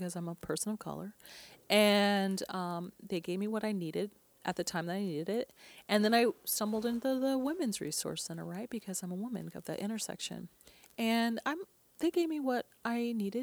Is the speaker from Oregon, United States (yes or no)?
yes; Portland, Oregon, United States; I grew up here in Portland, Oregon